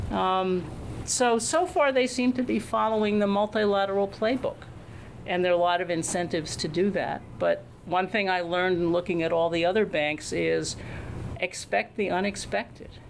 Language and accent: English; United States; Well, in Washington, I usually say that my U.S. passport was less of a hindrance in working for AIB than it was in getting promoted at the World Bank